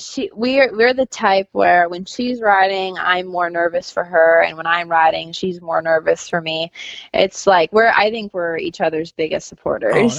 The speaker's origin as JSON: {"language": "English", "region": "Northern California", "country": "United States", "tie": "born or raised there", "moved": "yes", "said": "I'm a California born and raised eventer. Um, I lived in Northern California"}